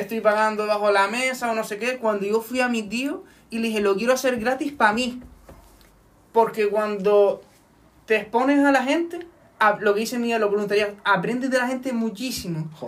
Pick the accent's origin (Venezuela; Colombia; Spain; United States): Spain; Firgas, Canary Islands; en mi pueblo